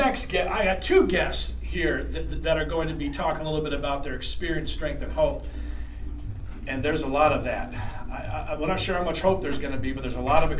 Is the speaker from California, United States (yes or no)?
yes; Southern California, United States; also born or lived in Long Beach, California; I grew up in Southern California